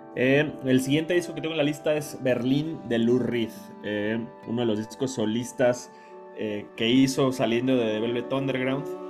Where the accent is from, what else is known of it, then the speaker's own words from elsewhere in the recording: Mexico; soy de México